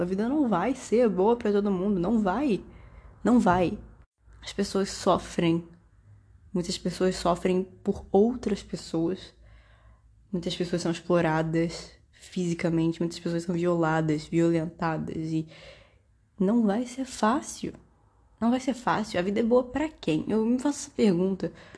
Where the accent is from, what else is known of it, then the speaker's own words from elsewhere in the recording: Brazil; Eu sou brasileira.